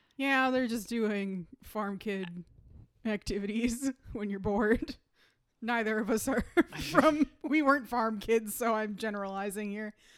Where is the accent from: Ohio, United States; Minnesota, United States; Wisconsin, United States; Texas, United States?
Minnesota, United States; growing up in Minnesota